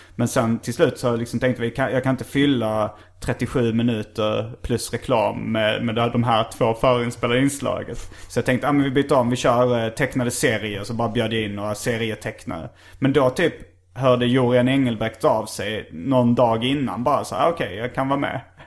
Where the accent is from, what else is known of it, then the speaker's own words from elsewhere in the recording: Hjärup, Skåne, Sweden; Hjärup, min hemort